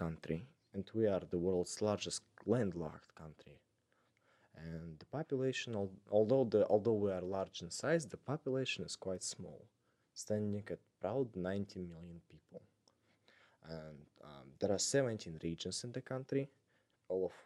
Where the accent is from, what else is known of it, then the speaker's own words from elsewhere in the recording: Almaty, Kazakhstan; moved away as an adult; I come from Kazakhstan, the city of Almaty